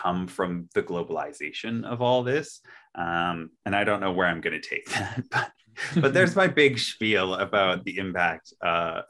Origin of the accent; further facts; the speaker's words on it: Canada; we grew up in Canada